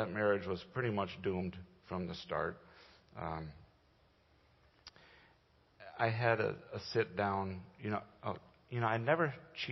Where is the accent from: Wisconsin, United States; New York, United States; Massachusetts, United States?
Wisconsin, United States; Green Bay; also born or lived in Okinawa, Japan; I was born and raised in the Green Bay area about an hour and a half north of here. I was raised on a dairy farm